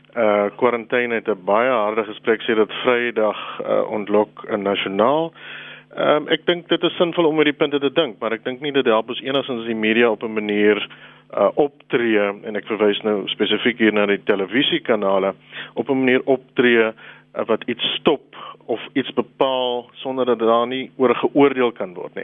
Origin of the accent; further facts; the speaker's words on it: South Africa; as Suid-Afrikaners